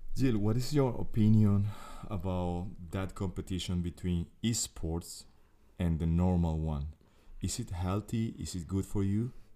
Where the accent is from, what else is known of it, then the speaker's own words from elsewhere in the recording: Venezuela; now in Luxembourg; I'm coming from Venezuela